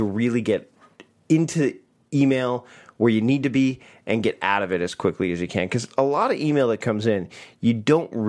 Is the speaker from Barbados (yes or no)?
no; Canada; As a Canadian